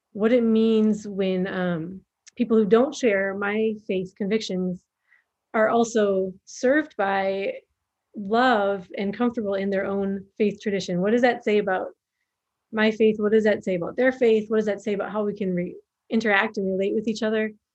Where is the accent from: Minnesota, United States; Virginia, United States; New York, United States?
Minnesota, United States; moved away as an adult; also born or lived in Somalia; now in Djibouti; I am from Minnesota originally. And so when I was growing up, we had the North Stars